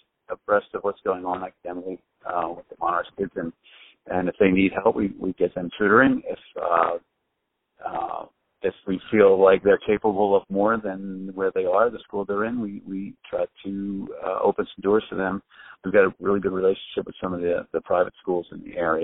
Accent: Philadelphia, Pennsylvania, United States; I grew up in Northeast Philly in Mayfair

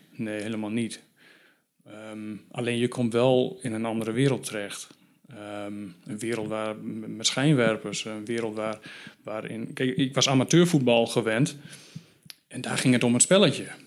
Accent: Valthermond, Drenthe, Netherlands; in het dorp waar ik vandaan kom. Uh, Valtemond, 2000 inwoners. vlakbij Emmen, ook in Drenthe

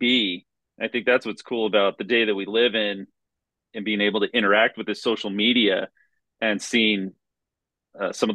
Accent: South Central Colorado, United States; we grew up in South Central Colorado, where we lived out in the middle of nowhere

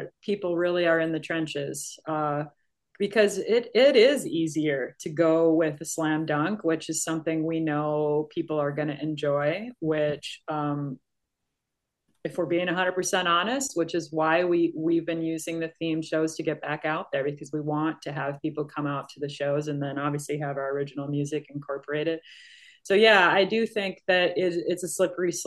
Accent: Minnesota, United States; where I grew up in Minnesota

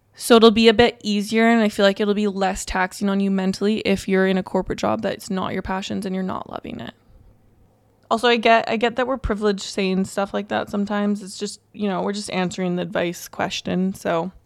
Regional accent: Canada; we're Canadian

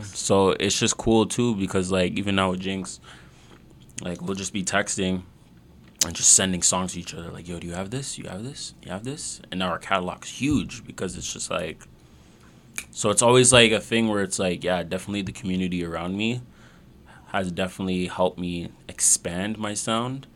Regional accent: Mississauga, Ontario, Canada; we're actually close to you know Mississauga Valley. Yep. Yeah, yeah. I grew up around there

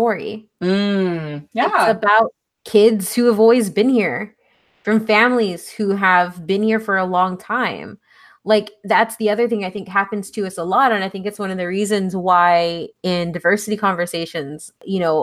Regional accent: San Antonio, Texas, United States; I come from San Antonio

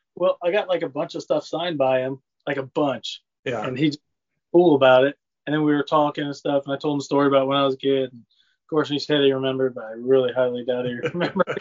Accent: Lincoln, Illinois, United States; I grew up here in Lincoln, Illinois, um, small town

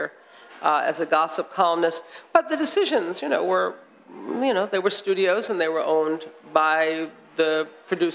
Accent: United States; I'm an American

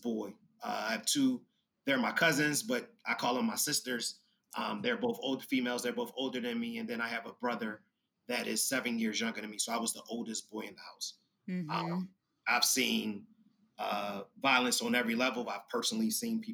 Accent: Philadelphia, Pennsylvania, United States; I am from North Philadelphia, and North Philadelphia will be the equivalent of Inglewood in Chicago

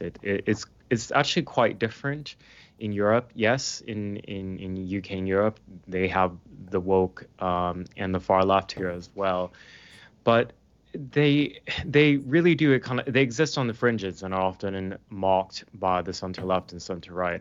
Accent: Portland, Oregon, United States; moved away as an adult; now in United Kingdom; I'm based in the U K now, um, but I'm from Portland, Oregon

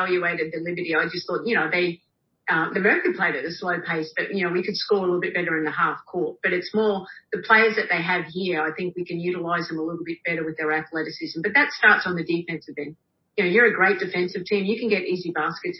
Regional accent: Australia; moved away; I am Australian. I'm very easygoing. I'm a country girl

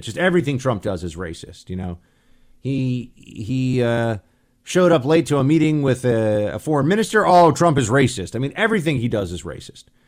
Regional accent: New York, United States; I grew up in New York

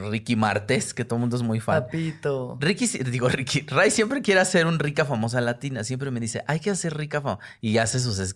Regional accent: Peru; Soy un peruano grande, justo.

